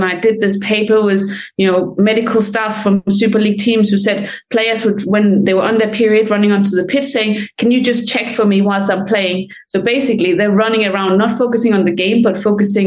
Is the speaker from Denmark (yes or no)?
yes; Denmark; now in London, United Kingdom; I'm from Denmark, but I live in England